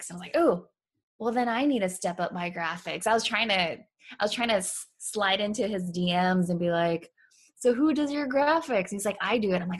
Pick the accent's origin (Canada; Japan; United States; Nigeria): Japan; but it's kind of a sad story because I was raised in Japan. My dad was in the military.